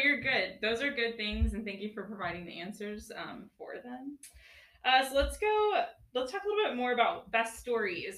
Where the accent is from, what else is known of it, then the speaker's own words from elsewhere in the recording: Dallas, Texas, United States; now in Northwest Arkansas, United States; I'm also from Dallas